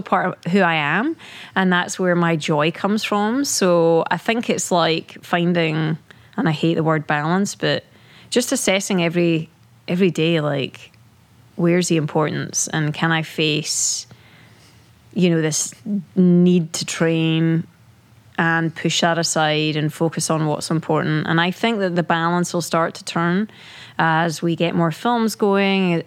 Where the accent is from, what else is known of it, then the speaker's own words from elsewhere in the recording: Scotland, United Kingdom; moved away; growing up in in the UK, right? Being British.